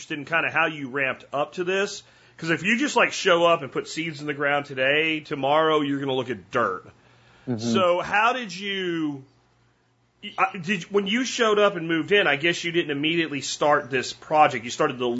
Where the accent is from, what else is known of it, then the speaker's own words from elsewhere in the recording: Jacksonville, Florida, United States; I grew up in Jacksonville, just a little bit north of you